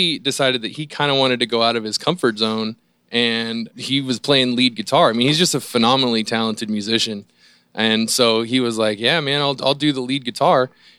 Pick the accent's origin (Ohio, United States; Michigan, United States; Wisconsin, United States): Ohio, United States; moved away; I'm originally from Ohio.